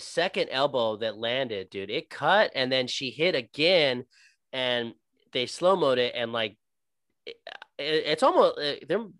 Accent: Texas, United States; I'm from Texas.

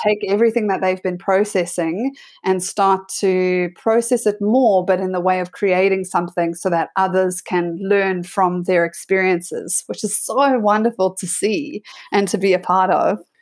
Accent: South Africa; moved away as an adult; also born or lived in Sydney, Australia; my brother and I grew up there.

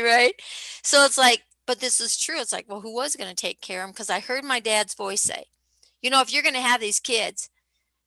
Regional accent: Midwest, United States; I grew up in the Midwest, second oldest of 11 kids

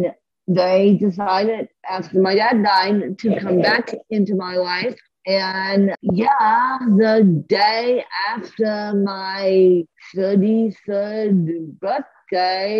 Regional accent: Aspen, Colorado, United States; I grew up in Aspen for 33 years

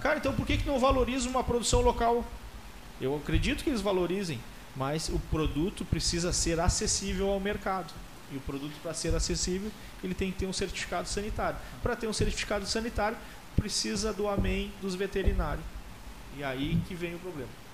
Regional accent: Alegrete, Rio Grande do Sul, Brazil; moved away as an adult; now in Pelotas, Brazil; Eu sou natural de Alegrete e eu vim morar em Pelotas para fazer faculdade

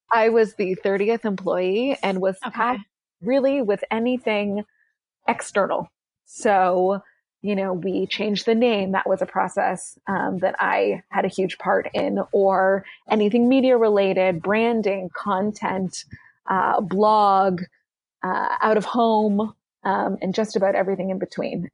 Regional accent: Canada; moved away; I'm Canadian originally.

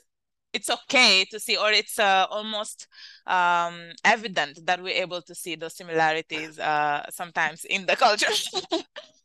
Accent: Senegal; accent: Senegalese; first language Wolof; English is a second language; moved away; also born or lived in Queens, New York; Somebody who knows West Africa knows immediately that we're from Senegal, because first of all, we speak fast.

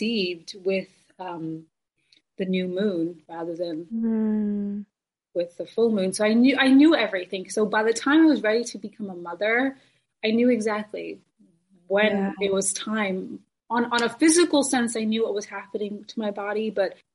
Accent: India; I'm from India. Hinduism is the religion that I was born into

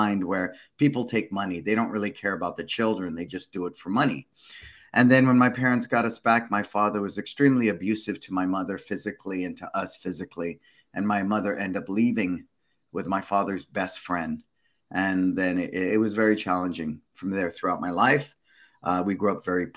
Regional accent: San Francisco, California, United States; I was born and raised in San Francisco.

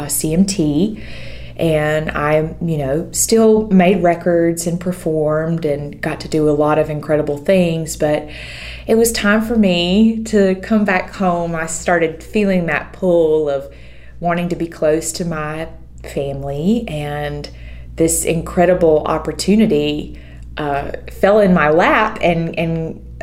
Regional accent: Eastman, Georgia, United States; also born or lived in Nashville, Tennessee; now in Forsyth, United States; I'm actually from the Central Georgia area. I grew up in Eastman, Georgia, which is Dodge County

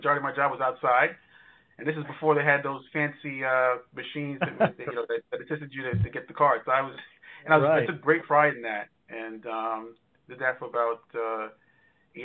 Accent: Wyandanch, New York, United States; also born or lived in Brooklyn, New York; age two, my family moved to a small town in Long Island, New York called Wyandanch, which is on the South Shore, basically right in the middle of the island.

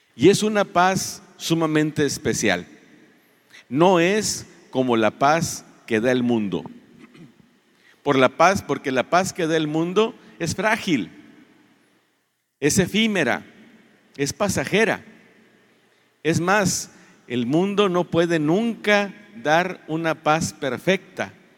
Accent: Reynosa, Tamaulipas, Mexico; No somos el pueblo mexicano, no somos en Tamaulipas, no somos en Reynosa un pueblo de paz

